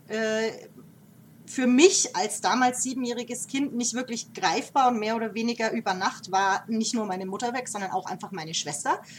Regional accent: Nuremberg, Bavaria, Germany; also born or lived in Denmark; geboren und aufgewachsen hier in der, in der Gappenstadt

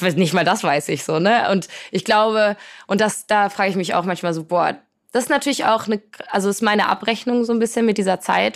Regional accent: Poland; now in Hamburg, Germany; ich komme aus Polen, äh, meine Eltern äh, sind, kommen beide aus Polen, so ich bin in einer sehr polnischen, sehr familiären Kultur

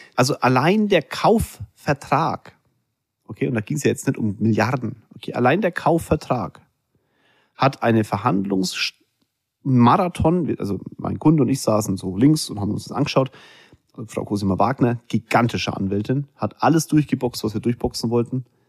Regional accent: Germany; Wir Deutschen

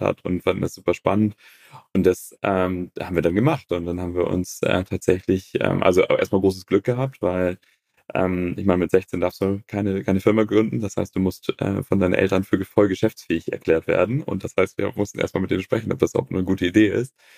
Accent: Northern Germany, Germany; Ich selber bin auf dem Bauernhof groß geworden in Norddeutschland

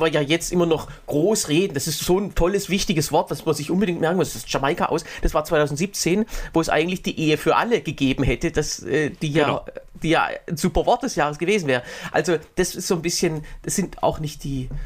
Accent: Berlin, Germany; in Berlin, ich bin ja äh, Berliner

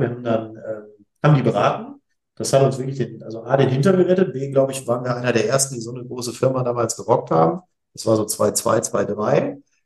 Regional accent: Essen, North Rhine-Westphalia, Germany; also born or lived in Bonn; now in Essen, Germany; ich bin Essener Gebürtiger

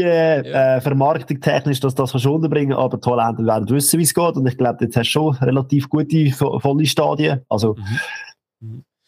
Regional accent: Switzerland; sind wir Schweizer

